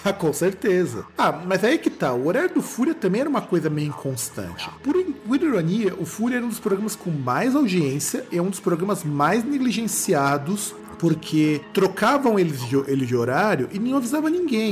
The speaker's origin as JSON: {"language": "Portuguese", "country": "Brazil", "said": "para nós como brasileiros"}